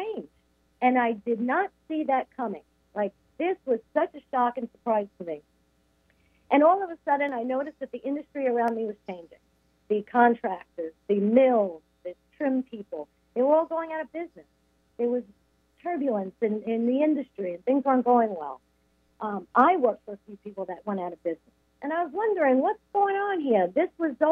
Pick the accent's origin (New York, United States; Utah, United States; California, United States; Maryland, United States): New York, United States; Long Island; also born or lived in Brooklyn, New York; I was raised on Long Island